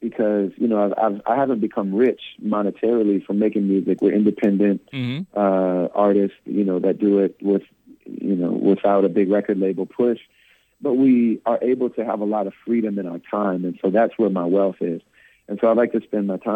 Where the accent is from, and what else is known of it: United States